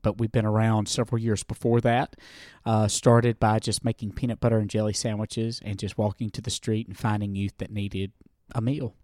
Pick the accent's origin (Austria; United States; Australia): United States; the South; accent: southern; moved away; I was raised in the Christian music world, uh, back i-, in the South, if you can't tell by my accent